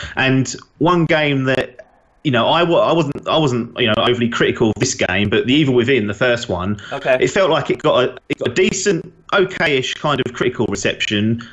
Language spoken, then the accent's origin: English; England, United Kingdom; being English